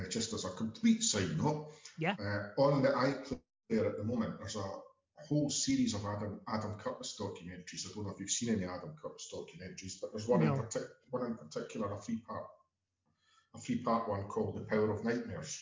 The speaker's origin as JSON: {"language": "English", "region": "Scotland", "country": "United Kingdom", "said": "As the Scotsman here"}